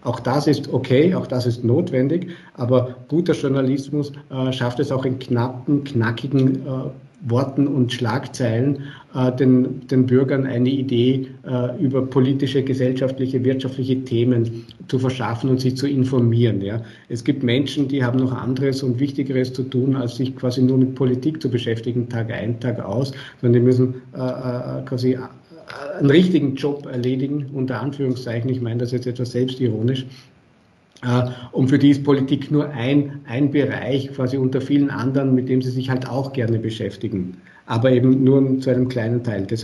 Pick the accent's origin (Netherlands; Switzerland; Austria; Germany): Austria; Vorarlberg; Äh, ich bin Vorarlberger, Sie haben es erwähnt bei Ihrer, bei Ihrer Einleitung und Begrüßung.